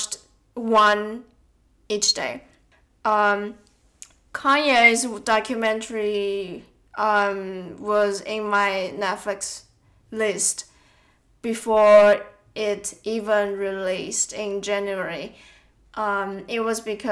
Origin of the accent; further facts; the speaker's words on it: Tainan, Taiwan; moved away as an adult; now in Melbourne, Australia; back in Taiwan, in my hometown, when my relatives or friends want to visit Tainan, my hometown